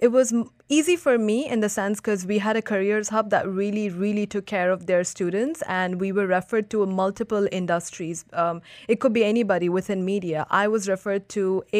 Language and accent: English; Dubai, United Arab Emirates; I grew up in Dubai. It's my hometown.